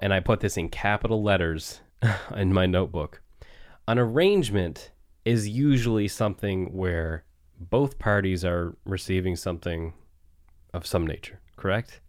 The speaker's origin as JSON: {"language": "English", "area": "near Clark's Harbour", "region": "Nova Scotia", "country": "Canada", "tie": "born or raised there", "said": "the Seaside Community Center in Clark's Harbor, which is, uh, you know, near my hometown"}